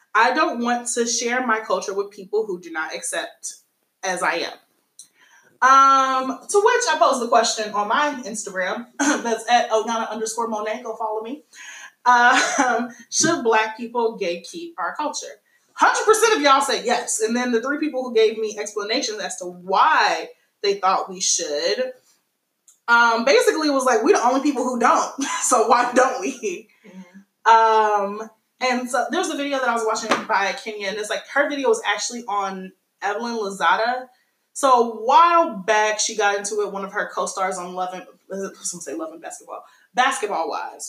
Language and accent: English; United States; my nationality would be American. I'm a Black American.